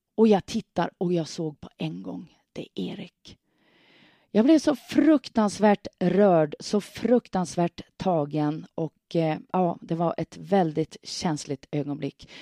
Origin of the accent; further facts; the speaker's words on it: Hörnsjö, Västerbotten County, Sweden; hemma i Hörnsjö, hemma i min hemby